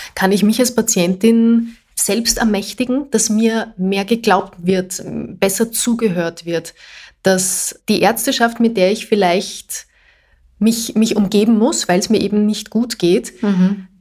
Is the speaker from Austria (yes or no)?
yes; Austria; bei uns in Österreich